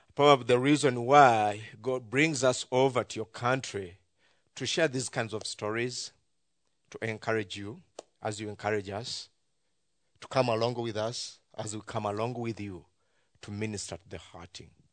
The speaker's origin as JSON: {"language": "English", "country": "Uganda"}